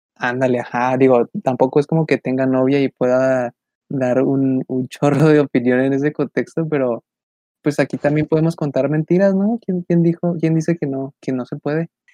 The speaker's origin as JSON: {"language": "Spanish", "town": "Ciudad Juárez", "region": "Chihuahua", "country": "Mexico", "said": "somos, somos de Ciudad Juárez"}